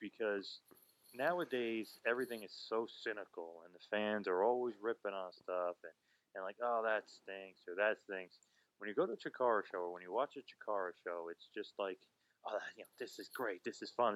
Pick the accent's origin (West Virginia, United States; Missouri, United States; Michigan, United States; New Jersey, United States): New Jersey, United States; I'm from Jersey, used to see you on all the Jersey independents